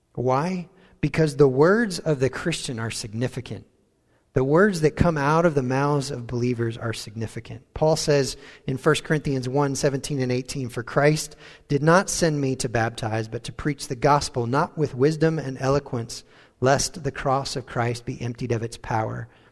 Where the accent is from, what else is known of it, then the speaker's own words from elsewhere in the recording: United States; accent: American; moved away as an adult; also born or lived in Wales; our American accent